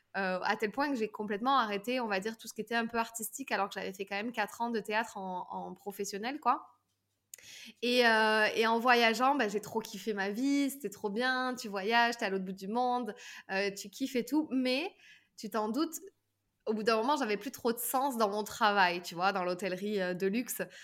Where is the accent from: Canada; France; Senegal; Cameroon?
France; southern France; aujourd'hui j'ai 33 ans, je viens du sud de la France